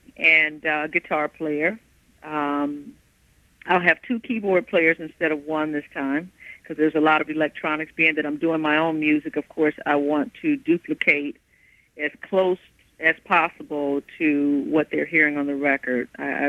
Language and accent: English; Midwest, United States; That's fun, but you know, I'm from the Midwest.